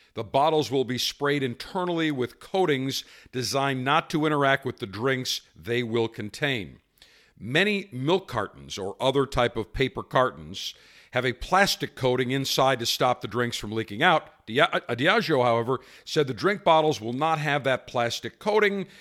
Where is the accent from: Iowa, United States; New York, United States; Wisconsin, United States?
New York, United States; Buffalo; my hometown of Buffalo, New York